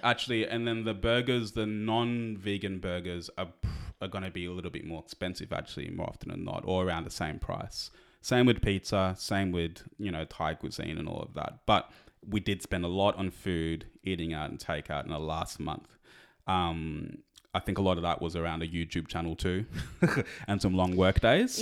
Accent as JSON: {"language": "English", "country": "Australia", "said": "we're Australian"}